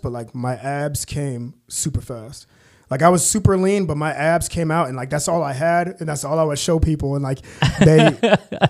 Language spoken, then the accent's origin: English; Manhattan, Kansas, United States; also born or lived in Ogden, Kansas; I was born and raised in Manhattan, Kansas. I'm a native